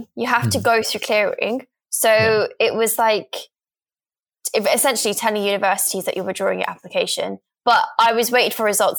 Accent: London, United Kingdom; I'm 24 years old. I'm from England, specifically London.

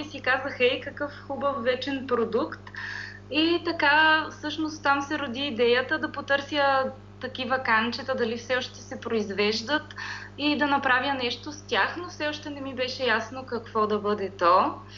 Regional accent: Pirdop, Sofia Province, Bulgaria; аз съм от град Пирдоп, който се намира между Средна гора и Стара планина

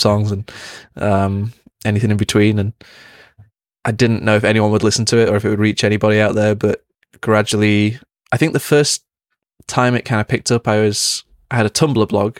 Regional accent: Manchester, North West England, United Kingdom; Growing up in Manchester is a big music city

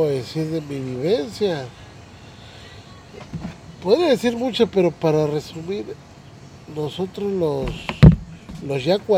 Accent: Minatitlán, Veracruz, Mexico; mi gente bonita aquí de Minatitlán, Veracruz? Soy jarocho, jarocho

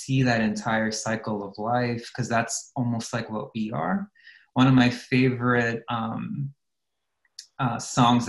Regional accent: Los Angeles, California, United States; I grew up in the San Fernando Valley in Los Angeles in California.

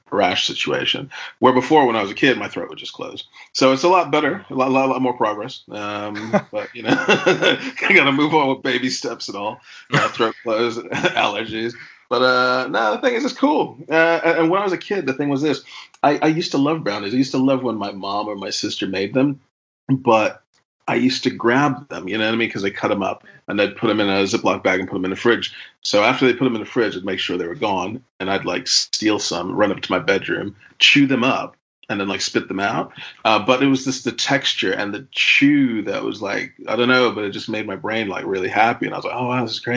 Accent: New York, United States; moved away as an adult; also born or lived in Milton Keynes; now in Northampton, United Kingdom; New York my whole life

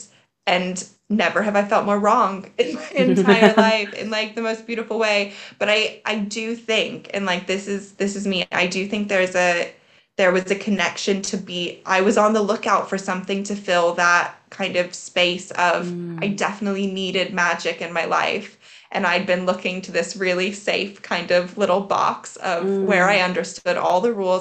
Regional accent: United States; I'm American

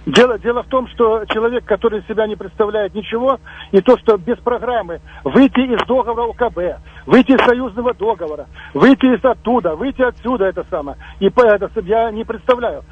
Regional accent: Minsk, Belarus; moved away; я сам из Минска

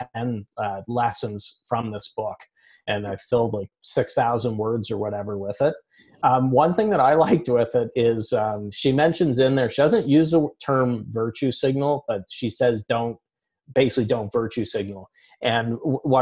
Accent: Canada; I'm Canadian

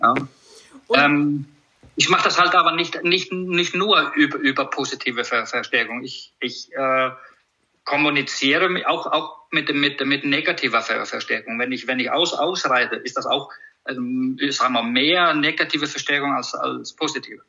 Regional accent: Iceland; German is a second language; moved away as an adult; now in Germany; Ich komme aus, aus Island

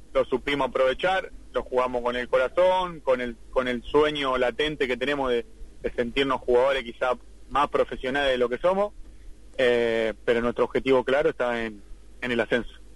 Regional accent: San Miguel, Buenos Aires Province, Argentina; como soy de San Miguel, de muy lejos de La Ferrere

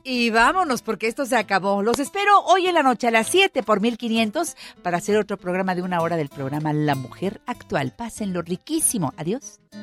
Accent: Magdalena Yodocono, Oaxaca, Mexico; moved away; a mis paisanos de Magdalena Yodocono

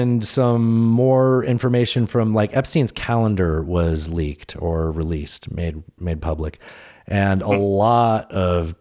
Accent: San Diego, California, United States; I'm from San Diego

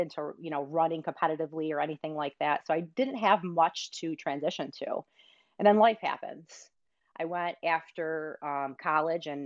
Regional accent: Rochester, New York, United States; also born or lived in Michigan; I grew up, as we originally started this conversation, in upstate New York. So I'm originally from Rochester, New York

